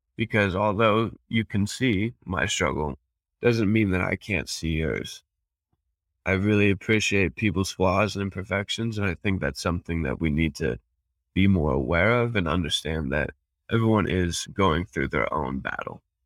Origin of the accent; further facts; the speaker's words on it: Fort Collins, Colorado, United States; I was born and raised in Fort Collins, Colorado.